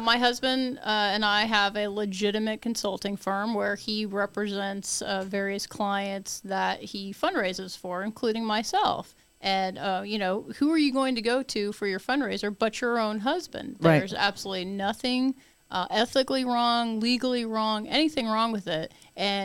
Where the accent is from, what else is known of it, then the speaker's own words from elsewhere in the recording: DeLand, Florida, United States; DeLand's my hometown. I want to represent my hometown.